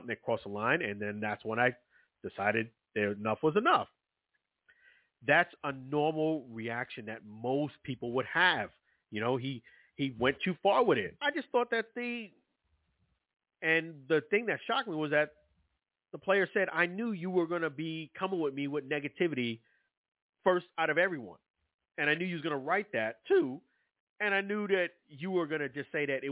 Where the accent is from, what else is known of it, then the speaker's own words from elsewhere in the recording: New York City, New York, United States; I'm from Brooklyn, New York